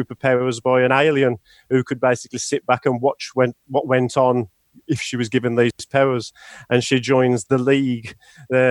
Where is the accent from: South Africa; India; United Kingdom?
United Kingdom; being British